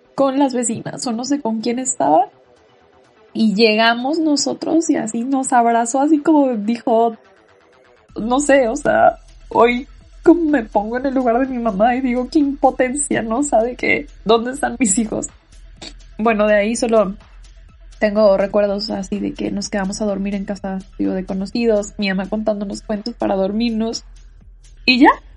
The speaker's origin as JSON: {"language": "Spanish", "town": "Tijuana", "region": "Baja California", "country": "Mexico", "tie": "born or raised there", "also_born_or_lived": "National City, California", "said": "Yo viví mi infancia en Tijuana"}